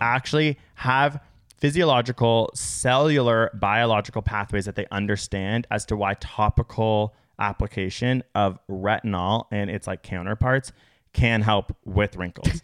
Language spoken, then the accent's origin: English; Canada; We live in North America. We're Canadian